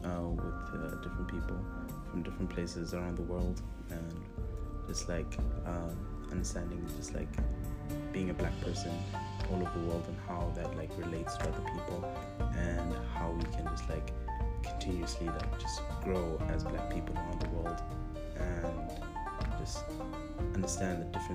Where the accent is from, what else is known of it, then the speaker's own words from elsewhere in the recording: Zimbabwe; I'm from Zimbabwe.